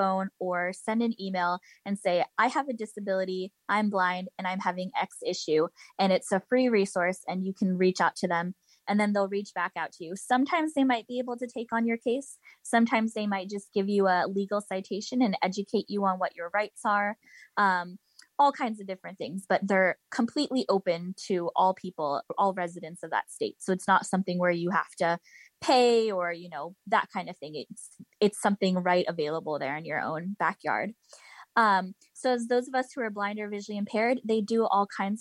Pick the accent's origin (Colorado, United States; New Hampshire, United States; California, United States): California, United States; moved away; I'm originally from California.